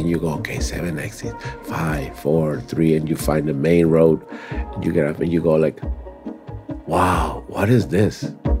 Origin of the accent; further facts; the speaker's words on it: Tampico, Tamaulipas, Mexico; born there; I was born in Tampico, Tamaulipas, Mexico.